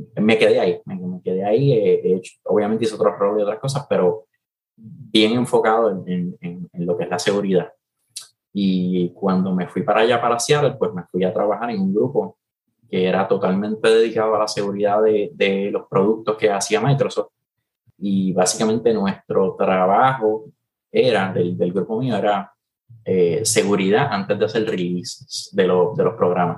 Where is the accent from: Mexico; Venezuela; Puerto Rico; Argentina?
Puerto Rico; los tres que formamos … todos somos boricuas